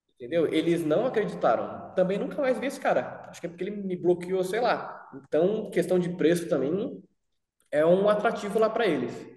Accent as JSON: {"language": "Portuguese", "country": "Brazil", "said": "nunca saí do Brasil"}